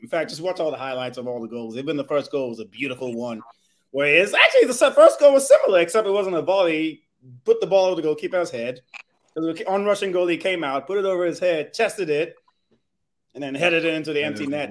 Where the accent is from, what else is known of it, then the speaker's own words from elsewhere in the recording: Nigeria; also born or lived in California; I'm Nigerian